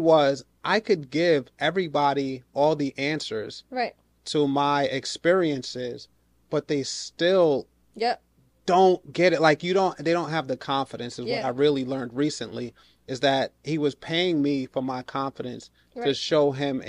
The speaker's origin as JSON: {"language": "English", "region": "New York", "country": "United States", "said": "So I'm a New Yorker, right?"}